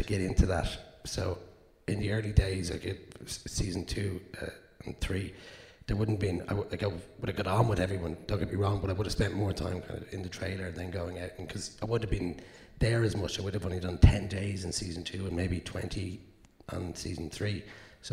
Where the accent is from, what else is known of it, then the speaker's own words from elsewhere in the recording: Dublin, Leinster, Ireland; I'm from South Dublin